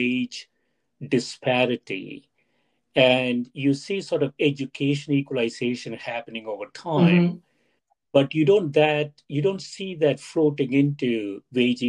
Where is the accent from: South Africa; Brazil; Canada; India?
India; moved away; When I was growing up in India, Stephanie, my undergraduate program there